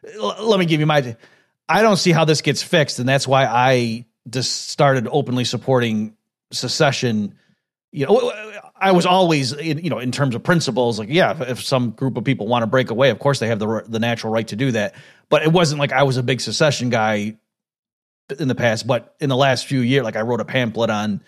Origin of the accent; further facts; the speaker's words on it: Rochester, New York, United States; I grew up in Rochester, New York